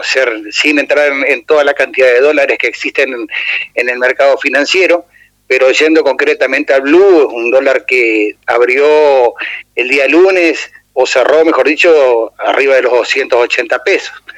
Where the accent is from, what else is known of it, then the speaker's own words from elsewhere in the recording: Entre Ríos, Argentina; nos toca transitar y vivir como entrerrianos